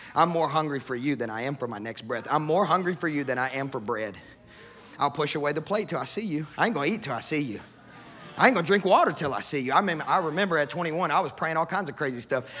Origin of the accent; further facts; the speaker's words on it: Sacramento, Kentucky, United States; moved away as an adult; also born or lived in Texas / Mozambique; grew up in the country, in the sticks of West Kentucky